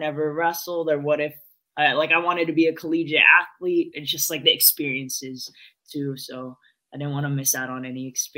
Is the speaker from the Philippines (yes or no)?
yes; Philippines; being Filipino, especially on the stand-up part, boxing, like Manny Pacquiao was, you know, part of your childhood growing up.